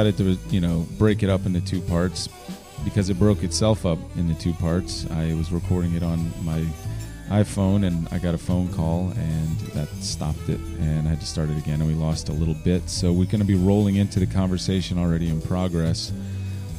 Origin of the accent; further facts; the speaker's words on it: Richmond, Virginia, United States; Growing up in Churchill, going to Richmond Public Schools, it's just been there all along